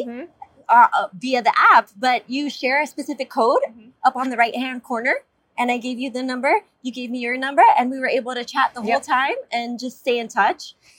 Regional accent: South Florida, United States; I'm born and raised in South Florida.

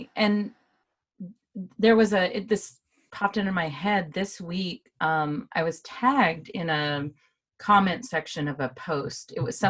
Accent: Bowling Green, Kentucky, United States; I grew up in this small town in Kentucky

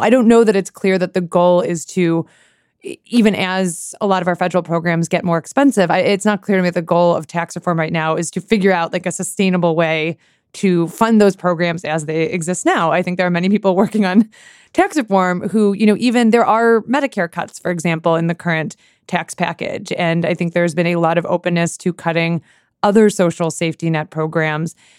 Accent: Sammamish, Washington, United States; now in Washington, D.C., United States; this tiny suburb I grew in, uh, grew up in, it's called Sammamish, Washington.

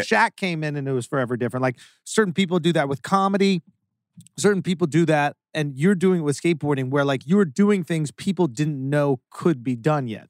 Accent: New York, United States; I grew up on Astor Place and Lafayette Street in New York

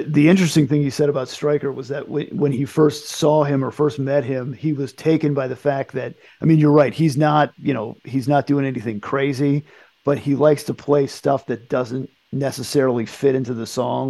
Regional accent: United States; growing up in the United States

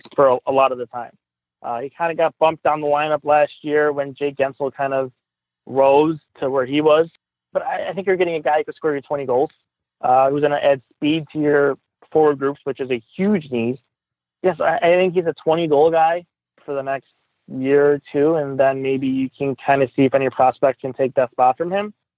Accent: Buffalo, New York, United States; also born or lived in Tonawanda, New York; I grew up in Riverside

